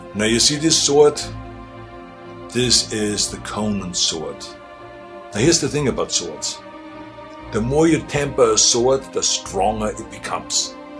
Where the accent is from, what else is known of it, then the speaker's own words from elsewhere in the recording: Austria; moved away as an adult; now in United States; I grew up in Austria